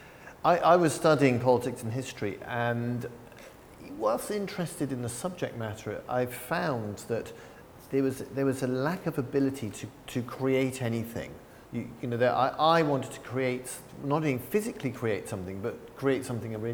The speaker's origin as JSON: {"language": "English", "region": "England", "country": "United Kingdom", "tie": "born or raised there", "moved": "yes", "lives_now": "San Francisco, United States", "said": "I grew up in England"}